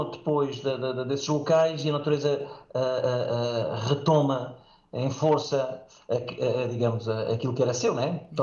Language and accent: Portuguese; Safara, Beja District, Portugal; also born or lived in Moura; e no qual fui criado até aos 20, até aos 20 anos, portanto, claro que lá estive, portanto, na, sendo a minha aldeia, Safara, no Conselho de Moura